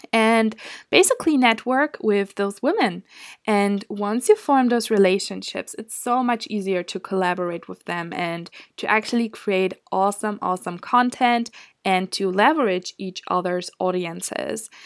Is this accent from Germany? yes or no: yes; Germany; moved away as an adult; now in Scotland, United Kingdom; I'm from Germany